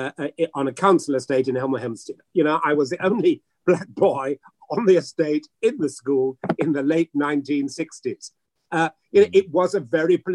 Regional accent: Accra, Greater Accra, Ghana; also born or lived in Hackney, London, United Kingdom; now in United Kingdom; I was brought up in a multi-denominational church called the Rich Church in Accra, Ghana

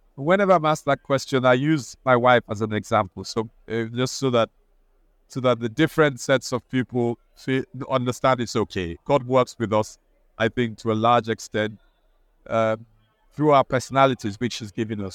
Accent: Nigeria; now in United Kingdom; I'm also Nigerian

